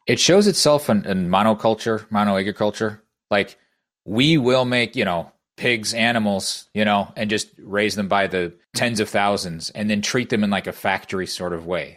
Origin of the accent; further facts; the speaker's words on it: Iowa, United States; born and bred in Iowa, um, been here, uh, throughout my life